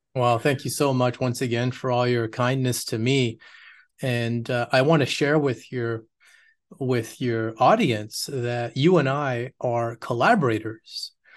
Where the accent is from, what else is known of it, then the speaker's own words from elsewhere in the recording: Quebec, Canada; moved away as an adult; also born or lived in United States / United Kingdom; now in Austin, United States; I'm Canadian, born in Quebec, uh, raised there